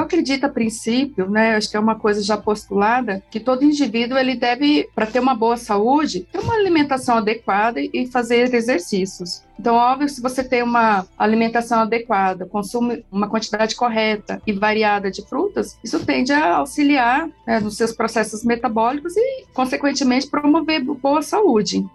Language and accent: Portuguese; Campinas, São Paulo, Brazil; Eu sou de Campinas, nascida e criada em Campinas, sim. E moro em Barão Geraldo